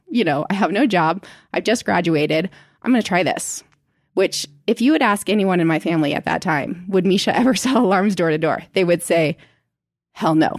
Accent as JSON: {"language": "English", "region": "Indiana", "country": "United States", "tie": "born or raised there", "also_born_or_lived": "Seattle, Washington / Arizona", "moved": "as an adult", "lives_now": "Utah, United States", "said": "In Seattle, Washington until I was ten. And then we moved to Indiana"}